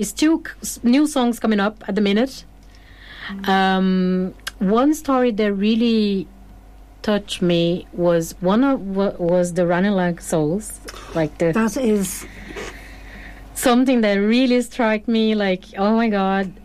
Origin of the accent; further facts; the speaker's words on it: Porto Alegre, Rio Grande do Sul, Brazil; English is a second language; moved away as an adult; now in Ireland; originally from Brazil, from a big city called Porto Alegre, uh, in the south of Brazil